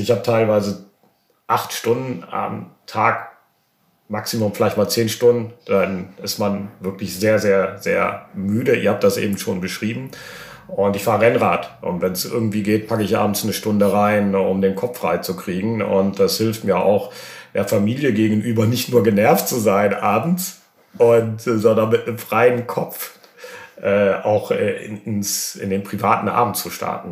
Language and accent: German; Germany; als Deutscher